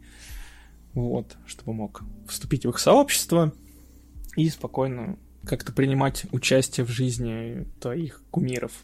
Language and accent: Russian; Saint Petersburg, Russia; Я из Санкт-Петербурга